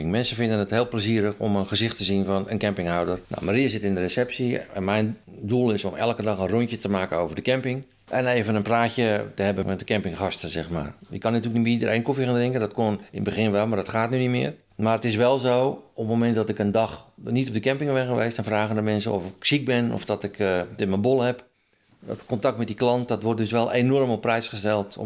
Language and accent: Dutch; Haarlemmermeer, North Holland, Netherlands; ik ben 60 eh, jaar. En mijn roots liggen in de Halenmeer.